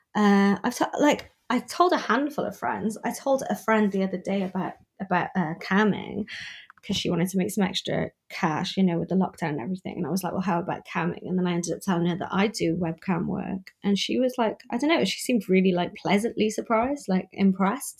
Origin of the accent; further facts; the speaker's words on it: United Kingdom; now in Newport, United Kingdom; as a British person